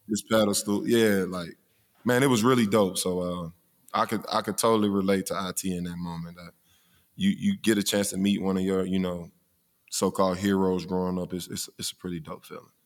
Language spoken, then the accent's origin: English; Mobile, Alabama, United States; I'm from Mobile